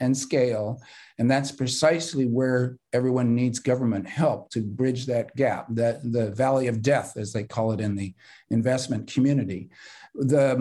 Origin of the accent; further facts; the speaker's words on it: California, United States; I'm a Californian